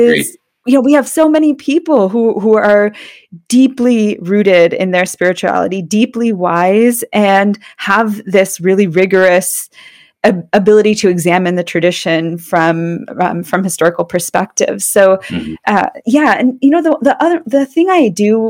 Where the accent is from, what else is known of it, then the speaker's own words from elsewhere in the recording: Allentown, Pennsylvania, United States; moved away; I was born in Allentown, Pennsylvania